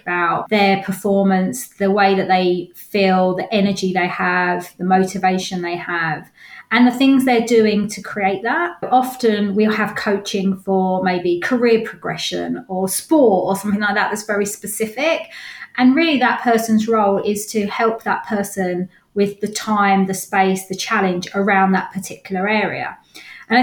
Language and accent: English; London, United Kingdom; moved away as an adult; now in Ware, United Kingdom; Originally from North London and moved out when I met my partner